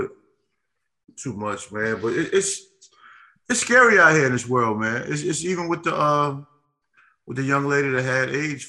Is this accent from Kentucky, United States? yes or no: no; New York City, New York, United States; Growing up in New York, at the church you went to in Brooklyn.